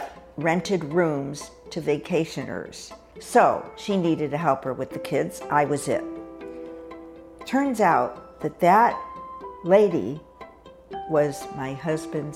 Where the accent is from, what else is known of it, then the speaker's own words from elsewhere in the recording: Hartford, Connecticut, United States; moved away as an adult; I grew up in Hartford, Connecticut, where I spent the first 18 years